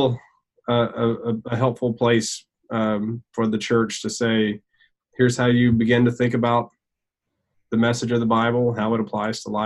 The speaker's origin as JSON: {"language": "English", "region": "Alabama", "country": "United States", "also_born_or_lived": "California", "moved": "as an adult", "said": "We're both from Alabama, but didn't know each other until we both lived and worked in California"}